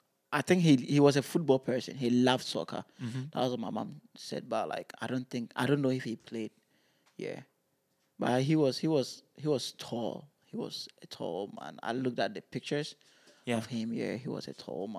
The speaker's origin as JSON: {"language": "English", "country": "Ghana", "tie": "born or raised there", "moved": "yes", "said": "growing up in Ghana"}